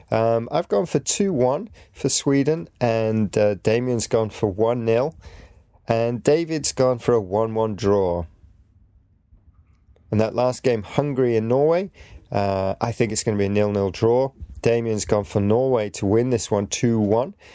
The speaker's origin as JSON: {"language": "English", "country": "Greece", "said": "I'm from Greece. My favorite team is Olympiacos"}